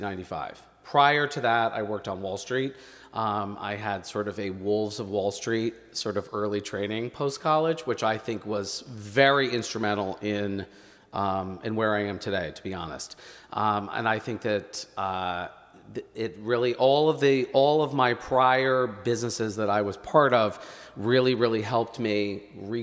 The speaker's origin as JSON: {"language": "English", "town": "New Haven", "region": "Connecticut", "country": "United States", "tie": "born or raised there", "also_born_or_lived": "Manhattan", "moved": "as an adult", "lives_now": "Philadelphia, United States", "said": "We mm-hmm. both grew up in New Haven, Connecticut."}